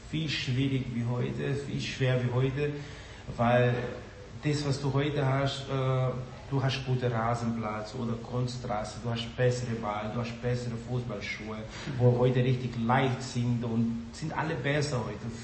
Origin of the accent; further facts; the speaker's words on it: Brazil; German is a second language; now in Germany; ich bin Brasilianer, ich war auf jeden Fall für Brasilien